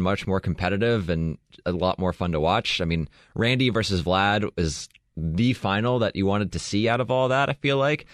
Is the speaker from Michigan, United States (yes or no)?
no; Southern California, United States; I grew up in Southern California